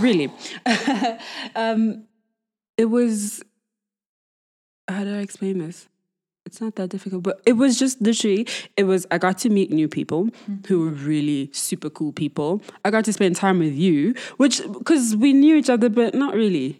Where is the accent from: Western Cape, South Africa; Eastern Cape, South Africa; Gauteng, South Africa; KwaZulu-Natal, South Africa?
Gauteng, South Africa; Johannesburg; I'm from Joburg, obviously, born and bred